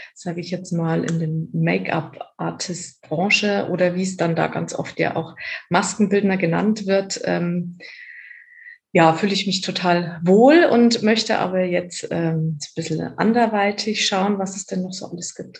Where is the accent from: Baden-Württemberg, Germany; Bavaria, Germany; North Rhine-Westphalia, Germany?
Bavaria, Germany; Erding; moved away as an adult; also born or lived in Cologne; bei mir in Erding und ähm, wo ich herkomme und auch immer noch wohne